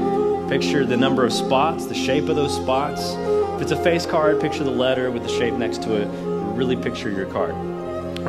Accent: Nashville, Tennessee, United States; I'm from Nashville

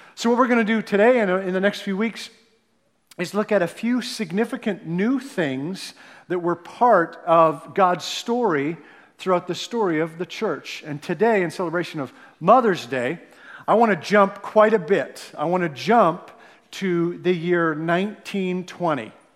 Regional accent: Canada; now in United States; I'm a Canadian

